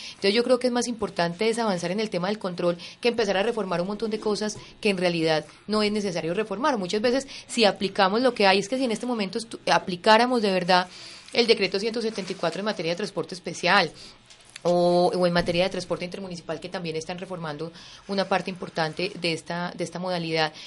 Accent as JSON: {"language": "Spanish", "country": "Colombia", "said": "Los colombianos estamos acostumbrados"}